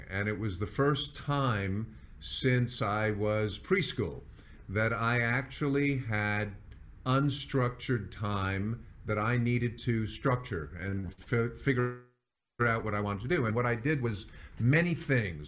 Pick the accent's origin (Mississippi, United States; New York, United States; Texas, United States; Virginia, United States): New York, United States; moved away as an adult; also born or lived in San Diego / Las Vegas; moved to New York, which is my hometown